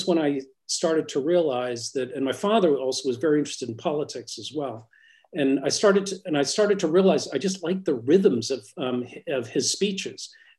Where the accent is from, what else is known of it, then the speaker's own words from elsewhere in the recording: Newcastle, North East England, United Kingdom; born there; When I was born in Newcastle, and my parents were English.